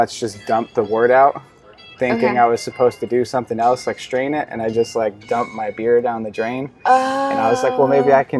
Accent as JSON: {"language": "English", "region": "New York", "country": "United States", "also_born_or_lived": "Hawaii", "moved": "as an adult", "lives_now": "San Diego, United States", "said": "26. I just recently moved to San Diego again for the second time in January. I'm originally from New York"}